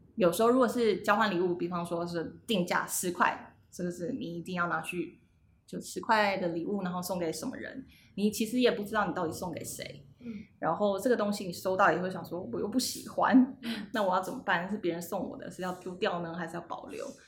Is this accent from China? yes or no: no; Taiwan; now in Sydney, Australia; 我是台湾人，呃，我是工业设计系毕业的，但是我十五，就是过去这十五年是做了很多不同设计相关的作品，就是室内空间、平面，然后还有自创品牌，然后现在就是无业游民